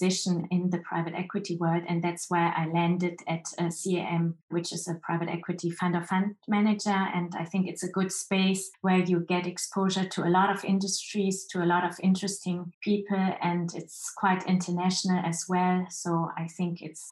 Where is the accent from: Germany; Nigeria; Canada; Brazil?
Germany; Frankfurt, Hesse; first language Chinese; English is a second language; now in Cologne, Germany; I have a Chinese background, but was born and raised in Frankfurt and now live in Cologne with my two boys